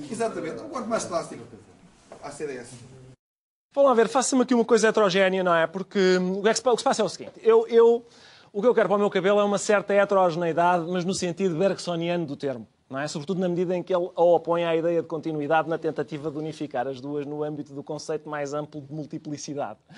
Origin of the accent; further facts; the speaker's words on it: Lisbon, Portugal; para não me cheira a nada porque eu sou de Lisboa?